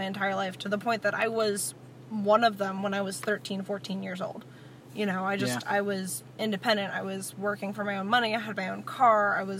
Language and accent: English; Washington County, Maryland, United States; I was born in Washington County, Maryland.